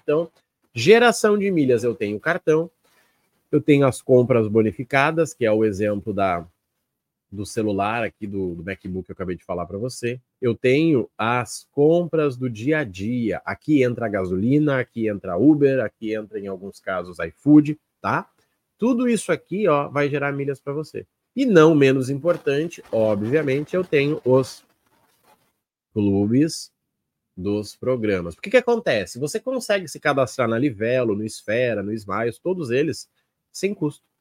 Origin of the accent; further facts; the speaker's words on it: South Region, Brazil; eu sou aqui do Sul